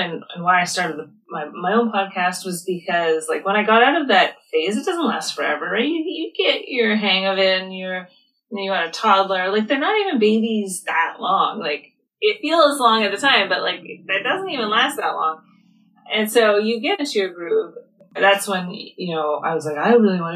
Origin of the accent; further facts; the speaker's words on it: Canada; I'm from Canada